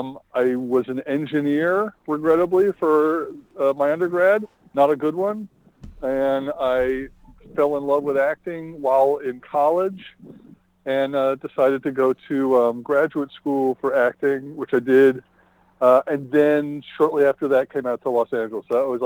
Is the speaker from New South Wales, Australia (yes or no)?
no; Melbourne, Victoria, Australia; I grew up in Melbourne, so we spent the bulk of our time in Melbourne